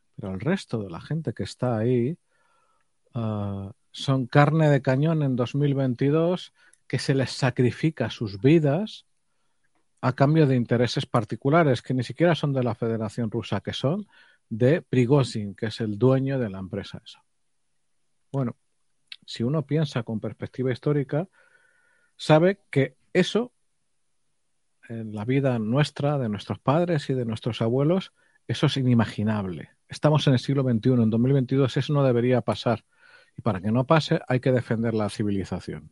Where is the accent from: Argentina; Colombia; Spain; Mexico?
Spain; nosotros somos ciudadanos españoles